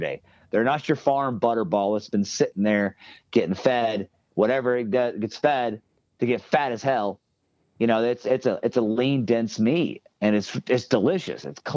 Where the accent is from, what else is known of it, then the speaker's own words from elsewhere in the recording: Tennessee, United States; I'm from Tennessee